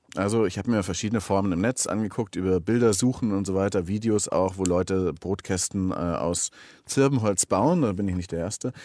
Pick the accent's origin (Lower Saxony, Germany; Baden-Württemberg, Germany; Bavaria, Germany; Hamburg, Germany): Bavaria, Germany; Augsburg; now in Berlin, Germany; ich bin gebürtiger Augsburger